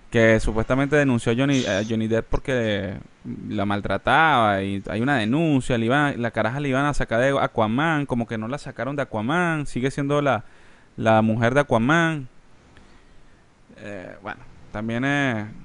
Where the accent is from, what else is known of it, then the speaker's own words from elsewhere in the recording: Spain; Soy español.